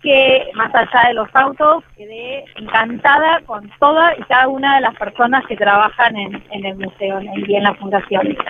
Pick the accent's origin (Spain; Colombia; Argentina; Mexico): Argentina; nosotros como argentinos